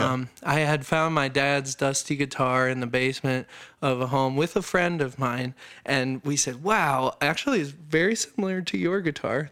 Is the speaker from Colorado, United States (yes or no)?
yes; Colorado Springs, Colorado, United States; also born or lived in upstate New York; I was born in Colorado